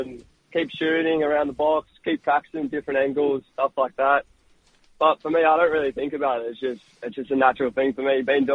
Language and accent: English; Brisbane, Queensland, Australia; also born or lived in Sunshine Coast / Perth / Melbourne; coming back to my hometown club